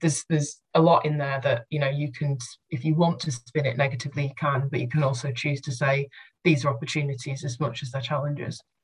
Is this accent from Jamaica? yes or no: no; Doncaster, Yorkshire and the Humber, United Kingdom; moved away; also born or lived in Halifax; I grew up in Doncaster.